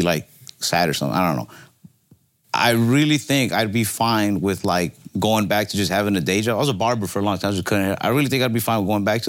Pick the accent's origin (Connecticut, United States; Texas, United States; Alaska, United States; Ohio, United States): Texas, United States; Dallas; So we grew up in Dallas. We live outside of Dallas now.